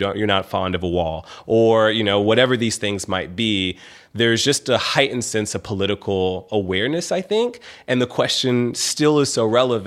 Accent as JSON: {"language": "English", "town": "Memphis", "region": "Tennessee", "country": "United States", "tie": "born or raised there", "also_born_or_lived": "Atlanta", "moved": "as an adult", "said": "growing up in Memphis"}